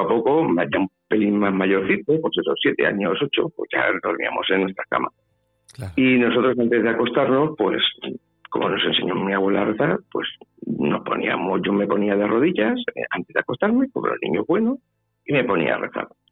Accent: Valencia, Valencian Community, Spain; also born or lived in Puertollano / Almodóvar del Campo / Ciudad Real; Yo soy nacido en Puerto Llano la familia mía es de Almodóvar. Pero claro, yo me he criado en Valencia

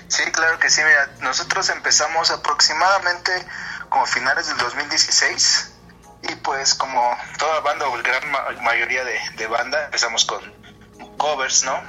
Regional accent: Mexico; lo que vivimos como mexicanos en el, en el día a día.

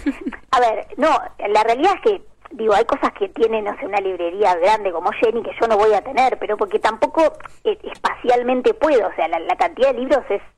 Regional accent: Bahía Blanca, Buenos Aires Province, Argentina; moved away; yo soy de Bahía Blanca y crecí siempre cerca de Montermoso, la playa

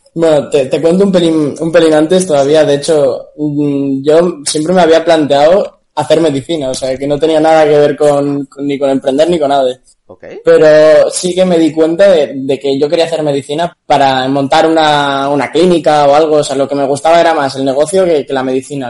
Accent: León, Castile and León, Spain; moved away; yo soy de León

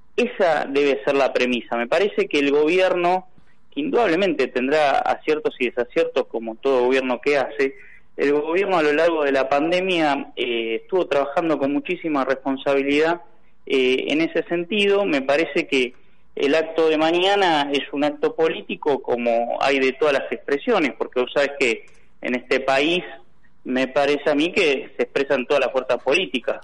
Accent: Buenos Aires Province, Argentina; Como bonaerense

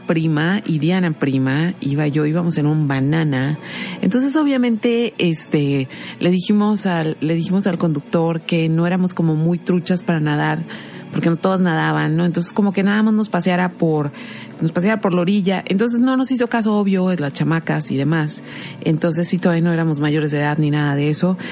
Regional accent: Mexico; lo que somos como sociedad mexicana

